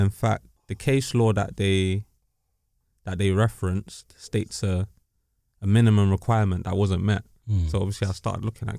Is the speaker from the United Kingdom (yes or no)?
yes; London, United Kingdom; also born or lived in Finchley; I was born in Paddington Hospital.